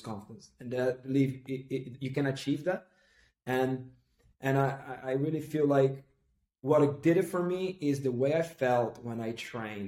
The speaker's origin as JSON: {"language": "English", "town": "Recife", "region": "Pernambuco", "country": "Brazil", "said": "I come from Recife, northeast of Brazil"}